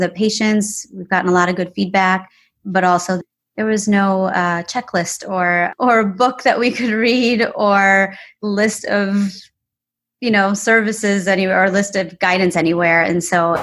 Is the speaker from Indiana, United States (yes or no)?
no; Wisconsin, United States; now in Charlotte, United States; we moved here and it's a great city. You know, I'm from Wisconsin.